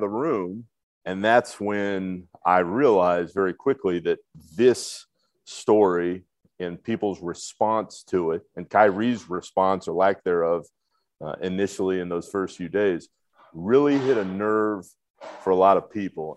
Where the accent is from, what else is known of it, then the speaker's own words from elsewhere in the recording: Orlando, Florida, United States; I grew up in Orlando